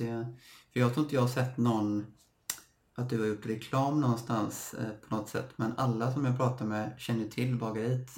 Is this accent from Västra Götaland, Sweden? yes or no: yes; Stenungsund, Västra Götaland, Sweden; moved away; also born or lived in Gothenburg; både du och jag är från Stenungsund